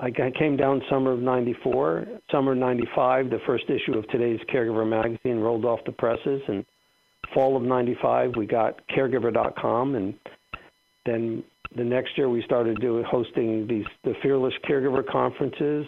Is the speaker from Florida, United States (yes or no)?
yes; South Florida, United States; moved away as an adult; also born or lived in Atlanta; we're all from South Florida